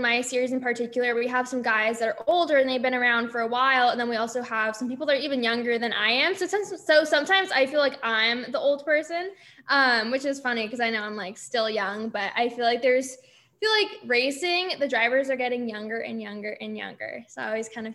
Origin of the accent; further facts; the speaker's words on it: California, United States; moved away; California, I was born and raised there